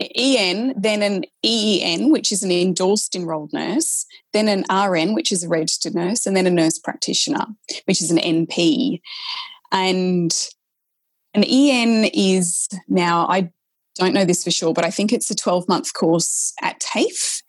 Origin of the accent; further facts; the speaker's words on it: Australia; accent: Australian; i was an aussie so that's i had to really mask my australian accent